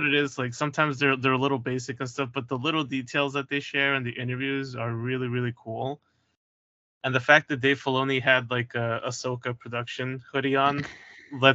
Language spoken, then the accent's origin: English; New York, United States; as a New Yorker for most of my life